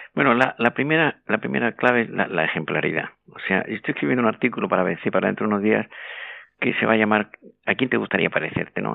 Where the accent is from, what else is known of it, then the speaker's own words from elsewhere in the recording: Andalusia, Spain; moved away as an adult; now in Madrid, Spain; yo soy andaluz, aunque llevo media vida en, Madrid